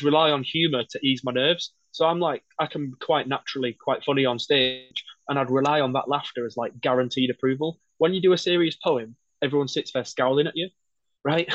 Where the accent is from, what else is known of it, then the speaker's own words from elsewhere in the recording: Wakefield, Yorkshire and the Humber, United Kingdom; I'm from Wakefield